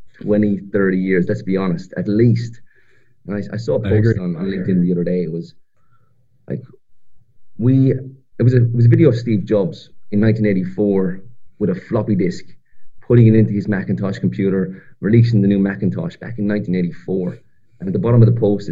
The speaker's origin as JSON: {"language": "English", "country": "Ireland", "tie": "born or raised there", "moved": "as an adult", "lives_now": "Australia", "said": "I'm from the other side of the world, from a little country called Ireland. I grew up in Ireland, and I made my way to Australia about 6.5 years ago"}